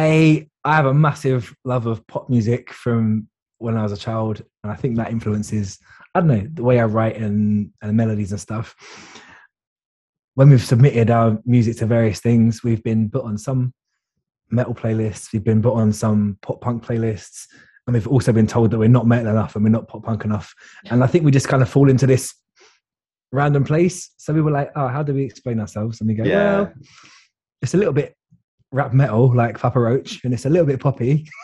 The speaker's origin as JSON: {"language": "English", "region": "London", "country": "United Kingdom", "tie": "born or raised there", "moved": "yes", "lives_now": "Cheltenham, United Kingdom", "said": "So I live in Cheltenham, but I grew up in London"}